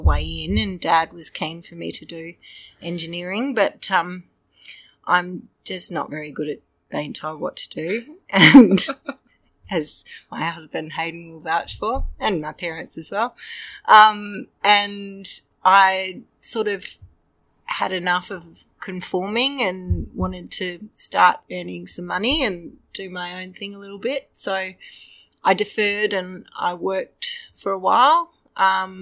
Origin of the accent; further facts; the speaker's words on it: Melbourne, Victoria, Australia; moved away as an adult; now in Western Australia, Australia; I grew up in Melbourne, went to a school in the eastern suburbs of Melbourne